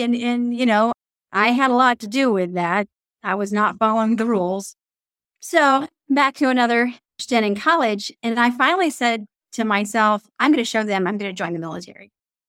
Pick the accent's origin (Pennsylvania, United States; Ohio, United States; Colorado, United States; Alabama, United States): Alabama, United States; Mobile; I grew up in the South, moved to Mobile, Alabama when I was 9 years old, have a couple of older siblings.